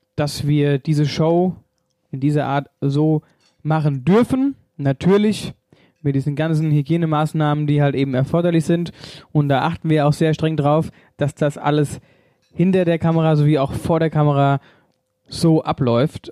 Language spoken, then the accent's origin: German; Wöllstadt, Hesse, Germany; bei uns in Wölstadt